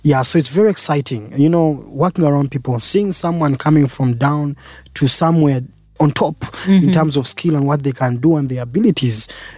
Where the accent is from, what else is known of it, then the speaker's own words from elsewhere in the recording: Jinja, Eastern Region, Uganda; born there; Of course, I was born here in Uganda.